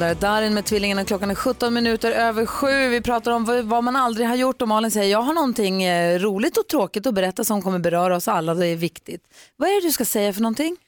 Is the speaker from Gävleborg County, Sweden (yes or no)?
no; Luleå, Norrbotten County, Sweden; moved away; jag är ju uppvuxen i Luleå.